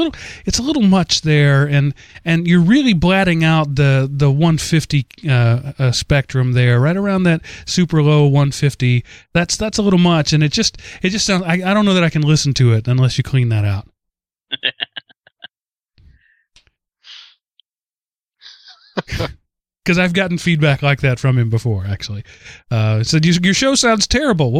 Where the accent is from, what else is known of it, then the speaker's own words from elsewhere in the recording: the South, United States; accent: southern; my southern accent